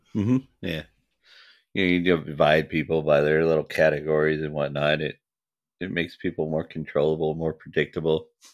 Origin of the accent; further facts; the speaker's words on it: United States; I'm an American